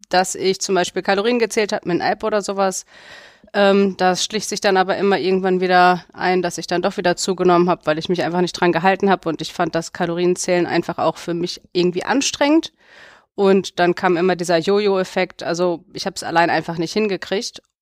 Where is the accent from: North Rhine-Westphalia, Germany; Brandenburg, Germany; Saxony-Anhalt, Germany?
North Rhine-Westphalia, Germany; Druffel; ich komme ja, aus Druffel, darf ich sagen, wer das nicht kennt, Riedberg